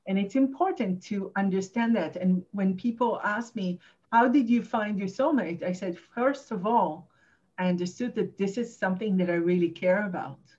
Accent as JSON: {"language": "English", "town": "Jerusalem", "region": "Jerusalem District", "country": "Israel", "tie": "born or raised there", "also_born_or_lived": "Tel Aviv", "second_language": "English", "moved": "as an adult", "lives_now": "New York, United States", "said": "I grew up in Jerusalem"}